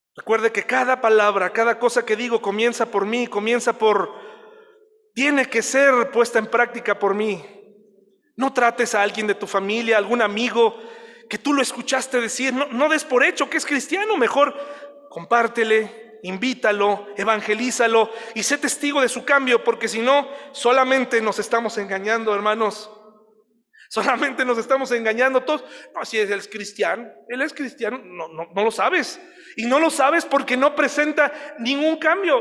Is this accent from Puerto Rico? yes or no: no; Mexico; así somos los mexicanos